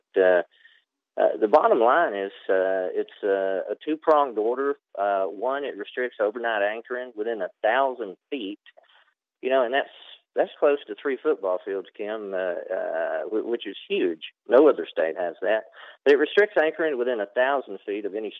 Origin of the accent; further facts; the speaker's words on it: North Georgia, United States; moved away as an adult; I was raised here in North Georgia